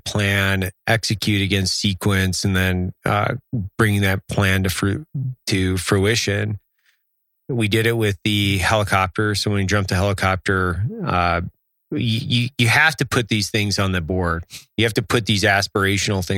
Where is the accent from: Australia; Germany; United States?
United States; Lewiston, Idaho; now in Utah, United States; we're getting ready to close on a building in my hometown for the coffee shop